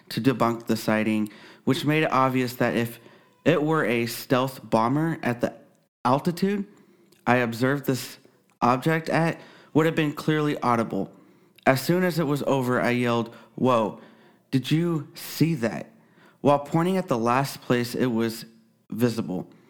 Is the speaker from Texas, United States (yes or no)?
yes; Texas, United States; I live in Kansas. I had a few sightings in my home state of Texas, but nothing as unmistakable as what I witnessed when I first moved here.